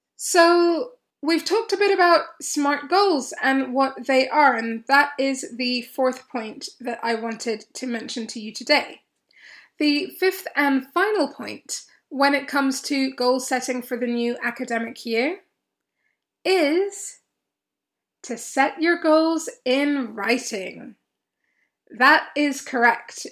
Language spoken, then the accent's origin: English; Kenya; moved away; I grew up in Kenya for many, many years of my life, certainly for most of my schooling years